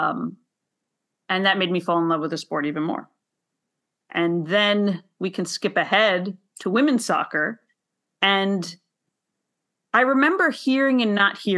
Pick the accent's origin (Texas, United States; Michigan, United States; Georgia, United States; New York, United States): New York, United States; New York City; also born or lived in Brooklyn, New York; I was born in Brooklyn and raised in Queens, so very much a New York kid